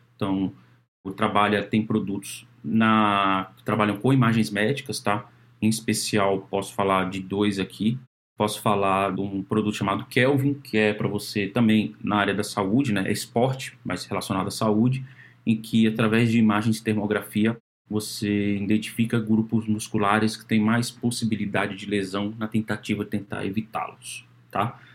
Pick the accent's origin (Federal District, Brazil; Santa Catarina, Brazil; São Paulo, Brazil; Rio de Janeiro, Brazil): Federal District, Brazil; Brasília; moved away; eu sou de Brasília